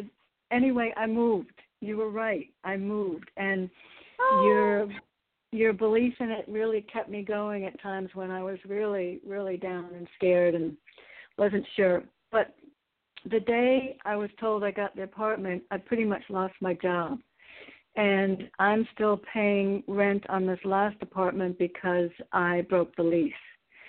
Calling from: Connecticut, United States

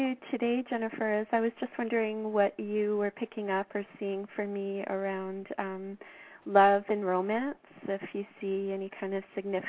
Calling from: Canada; I'm calling from Canada.

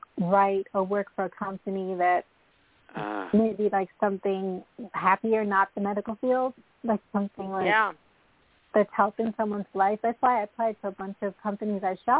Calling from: Long Island, New York, United States; Hi, this is … I'm calling from New York, Long Island, New York.

